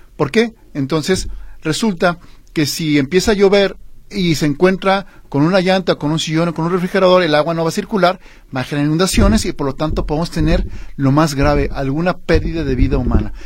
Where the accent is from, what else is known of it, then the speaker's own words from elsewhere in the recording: Guadalajara, Jalisco, Mexico; soy tapatío